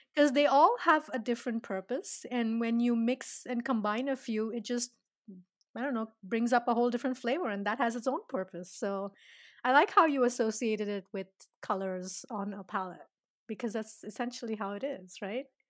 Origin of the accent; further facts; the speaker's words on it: India; I'm Indian